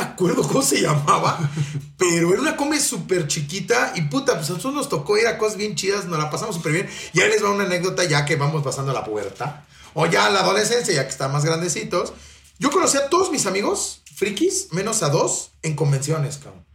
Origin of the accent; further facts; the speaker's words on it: Mexico City, Mexico; yo soy de la Ciudad de México